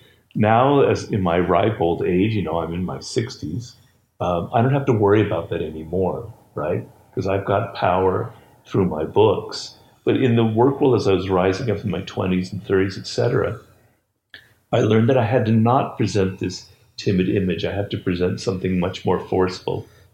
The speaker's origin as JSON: {"language": "English", "town": "Odesa", "region": "Odesa Oblast", "country": "Ukraine", "said": "So I'm Russian Jew."}